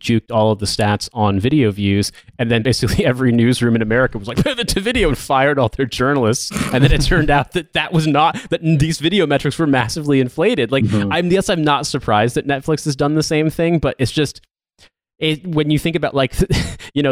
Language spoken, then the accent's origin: English; Ohio Valley, United States; I grew up in the Ohio Valley